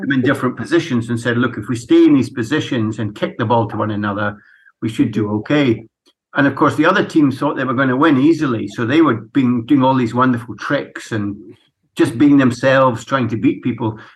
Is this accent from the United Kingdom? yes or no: yes; Edinburgh, Scotland, United Kingdom; I'm was brought up in Edinburgh in Scotland